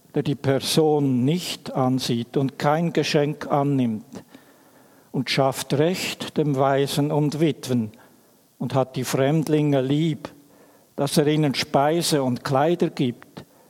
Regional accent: Emmental, Bern, Switzerland; Ich bin in einer Familie aufgewachsen im Emmental

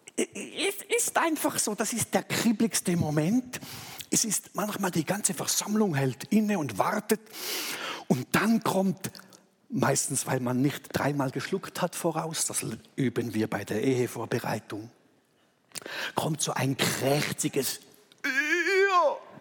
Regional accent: Thurgau, Switzerland; ich als Thurgauer genau weiß, wo Sulgen ist

